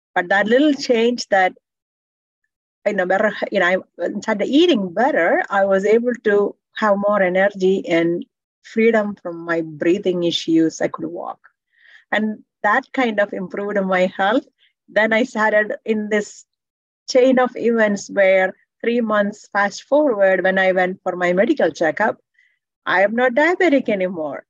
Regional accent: India; now in Canada; I'm from India, tropical weather

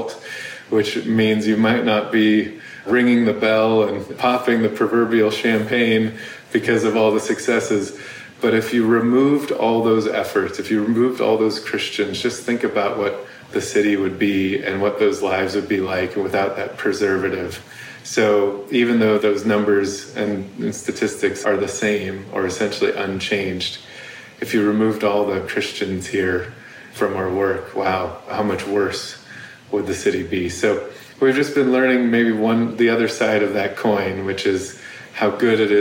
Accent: California, United States; now in Chicago, United States; I'm from California

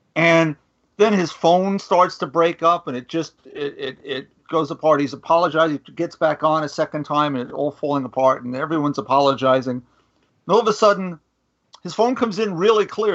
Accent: New York, United States; I'm a New Yorker

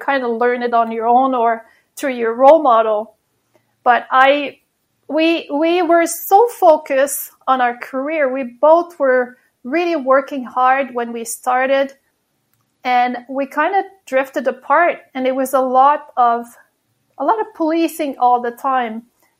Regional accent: Quebec, Canada; first language French; English is a second language; moved away as an adult; also born or lived in Gatineau

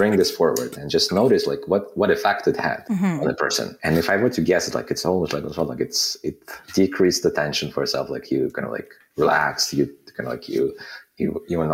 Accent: Kazakhstan; moved away as an adult; also born or lived in Soviet Union; now in Canada; I was born in a country that doesn't exist anymore, in the Soviet Union. And then I spent, a big portion of my formative years in Kazakhstan.

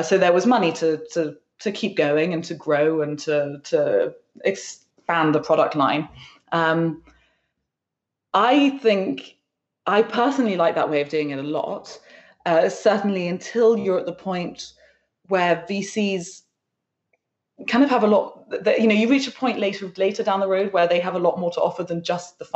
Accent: London, United Kingdom; also born or lived in West Sussex; I grew up in London, and most of my friends are in London

